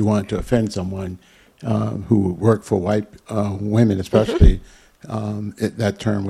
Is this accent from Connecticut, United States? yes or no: yes; Hartford, Connecticut, United States; As a New Englander, I grew up in Hartford, Connecticut.